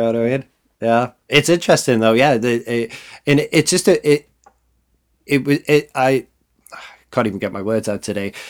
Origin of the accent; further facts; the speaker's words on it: the north of England, United Kingdom; as somebody who grew up in the north of England